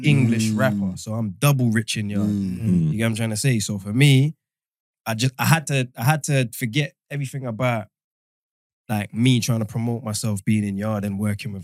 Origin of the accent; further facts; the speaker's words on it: Kingston, Jamaica; I'm from Kingston